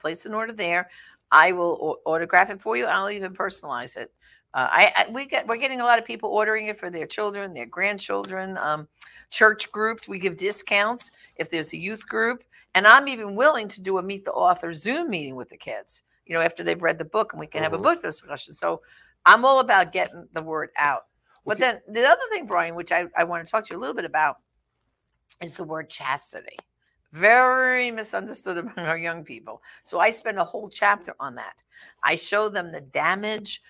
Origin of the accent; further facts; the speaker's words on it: New York City, New York, United States; I'm from Brooklyn